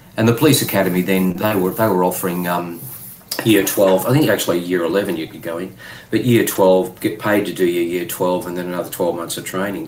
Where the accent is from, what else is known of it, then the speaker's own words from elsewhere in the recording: Tambo, Queensland, Australia; I grew up in the bush in Queensland